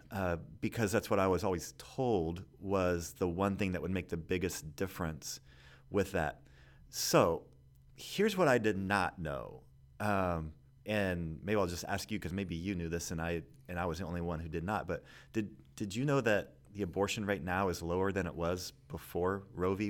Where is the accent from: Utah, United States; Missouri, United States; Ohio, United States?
Missouri, United States; Kansas City; I grew up in Kansas City